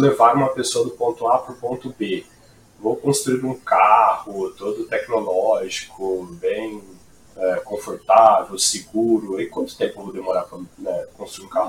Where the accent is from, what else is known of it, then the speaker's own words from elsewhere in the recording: Brazil; accent: caipira; esse sotaque britânico lindo deu para notar que eu sou caipira do interior.